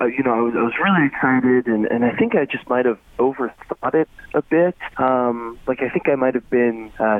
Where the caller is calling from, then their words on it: Troy, United States; I'm calling from Troy.